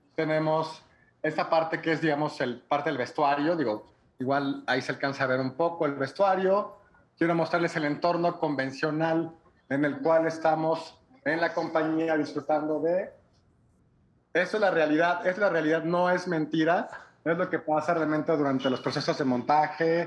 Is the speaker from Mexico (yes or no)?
yes; Mexico; nosotros como productores o como promotores mexicanos